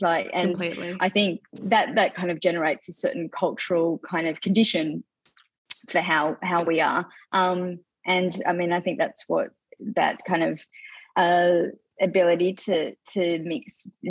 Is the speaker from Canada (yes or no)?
no; Australia; I'm Greek Australian. I'm third generation Greek Australian.